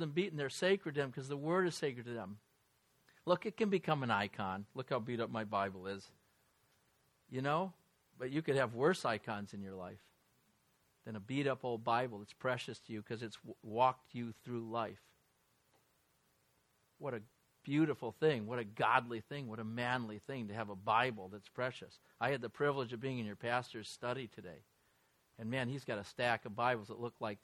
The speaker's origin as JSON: {"language": "English", "region": "New York", "country": "United States", "also_born_or_lived": "Los Angeles", "moved": "yes", "said": "as a New Yorker who's lived in L.A."}